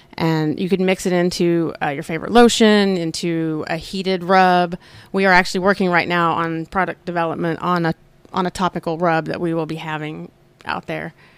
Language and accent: English; Oklahoma, United States; I grew up here in Oklahoma